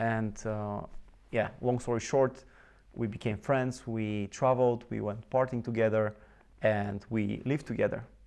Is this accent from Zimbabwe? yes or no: no; Bulgaria; I was born in Bulgaria, mm-hmm. in a very small city, and uh, I grew up there.